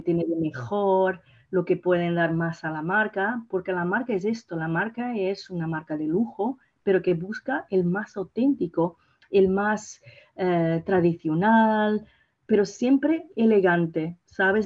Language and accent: Spanish; Portugal; Spanish is a second language; also born or lived in Mozambique; soy portuguesa Sí. Y, claro, pero he nacido en Mozambique